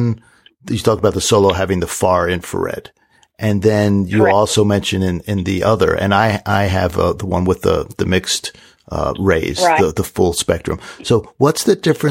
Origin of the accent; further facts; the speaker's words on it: Washington, District of Columbia, United States; I grew up in Washington, D.C., so we had plenty of hot, smoggy summers